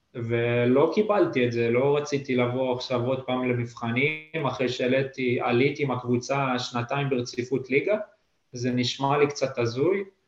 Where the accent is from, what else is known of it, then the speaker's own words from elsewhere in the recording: Netanya, Central District, Israel; moved away as an adult; now in Lithuania; אני גר ממש קרוב וכל החיים גדלתי שם